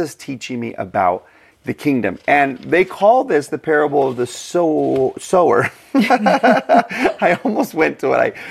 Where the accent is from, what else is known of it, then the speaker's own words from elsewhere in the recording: Texas, United States; I'm from Texas